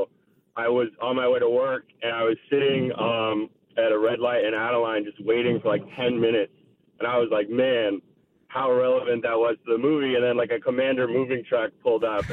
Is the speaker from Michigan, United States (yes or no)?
no; Oakland, California, United States; moved away as an adult; also born or lived in Oregon; You're from Oakland